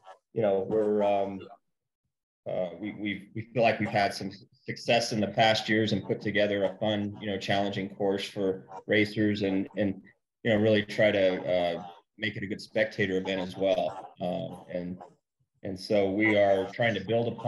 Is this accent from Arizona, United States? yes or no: yes; Page, Arizona, United States; moved away as an adult; I grew up in Page